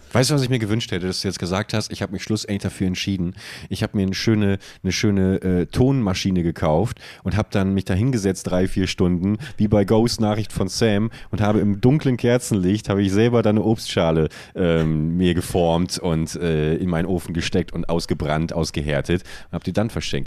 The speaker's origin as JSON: {"language": "German", "town": "Buchholz in der Nordheide", "region": "Lower Saxony", "country": "Germany", "tie": "born or raised there", "moved": "yes", "said": "in meiner alten Heimatstadt Buchholz"}